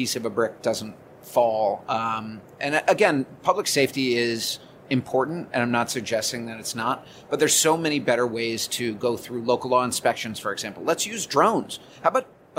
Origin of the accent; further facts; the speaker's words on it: New York, United States; as a New Yorker and as somebody who walks and lives and shops in this city